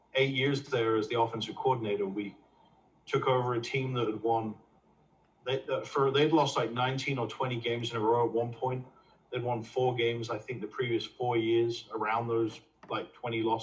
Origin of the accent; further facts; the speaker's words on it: England, United Kingdom; moved away as an adult; now in United States; grew up, born and raised in England